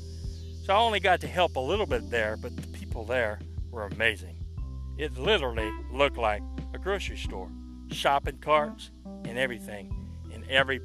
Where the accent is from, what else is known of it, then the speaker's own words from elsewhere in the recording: Louisiana, United States; now in Houston, United States; I grew up in Louisiana